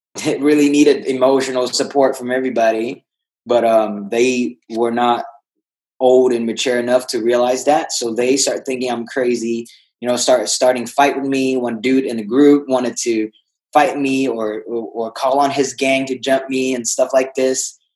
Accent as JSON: {"language": "English", "country": "Vietnam", "tie": "born or raised there", "moved": "yes", "said": "I was uh, born and raised in Vietnam."}